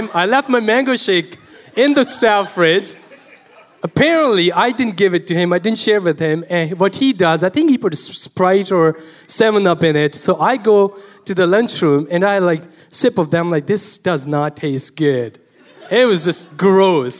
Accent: Pakistan; moved away; I was born and raised in Pakistan

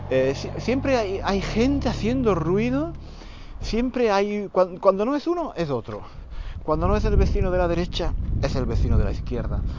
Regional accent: Spain; Estoy pensando que quizás el motivo por el que me pongo tan nervioso es simplemente porque soy español.

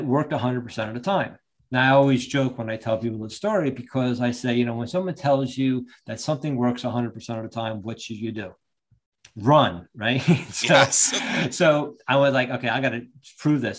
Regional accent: Long Branch, New Jersey, United States; also born or lived in Ocean Township, New Jersey; I originally grew up in Long Branch.

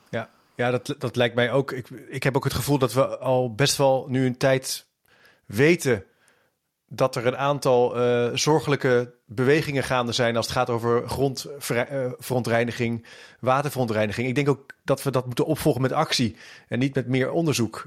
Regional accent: Netherlands; helemaal als Nederlander

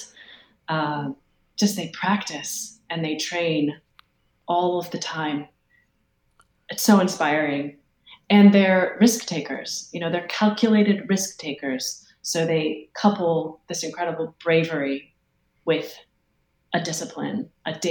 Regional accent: Harvard, Illinois, United States; Hayworth, Illinois, which is my hometown

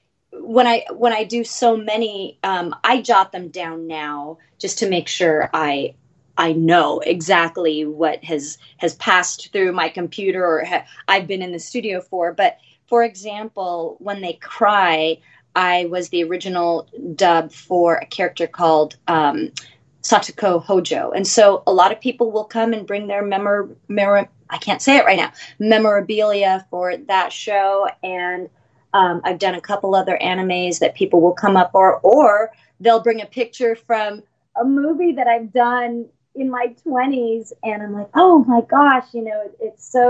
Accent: Los Angeles, California, United States; We all were born and raised in Los Angeles proper, grew up here

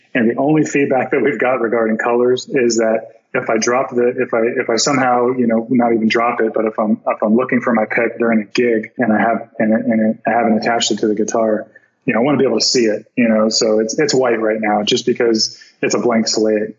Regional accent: Florida, United States; I'm from Florida

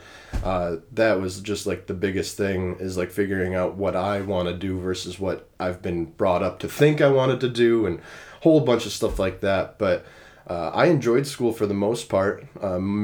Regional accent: Rochester, New York, United States; now in Nashville, United States; I'm from Rochester, New York

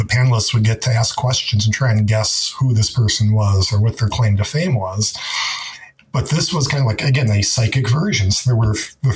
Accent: Detroit, Michigan, United States; moved away; when I was growing up in Detroit

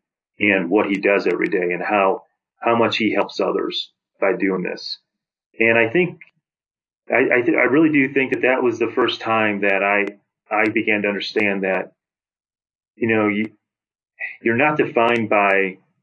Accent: St. Louis, Missouri, United States; I grew up in St. Louis.

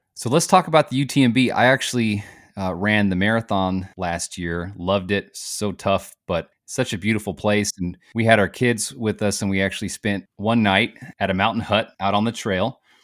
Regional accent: Modesto, California, United States; moved away; I grew up in Modesto, California.

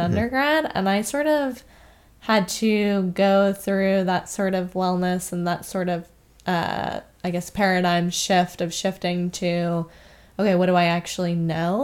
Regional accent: Vermont, United States; moved away as an adult; I am a native of Vermont

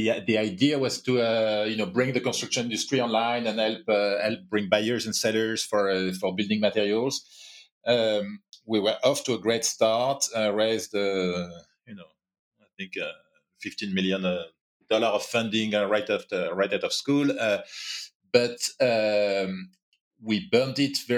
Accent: France; accent: French; English is a second language; also born or lived in Asia / New York; now in Paris, France; But was born in France and I'm quite French, as you can hear

